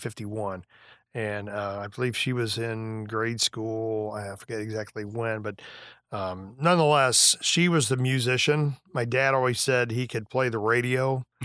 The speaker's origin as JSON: {"language": "English", "town": "Beardstown", "region": "Illinois", "country": "United States", "tie": "born or raised there", "said": "Beardstown, Illinois, yeah."}